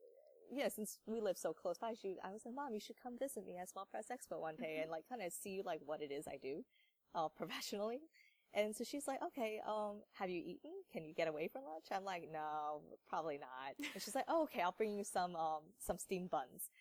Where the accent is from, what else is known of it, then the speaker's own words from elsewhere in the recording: Maryland, United States; I'm born and raised in Maryland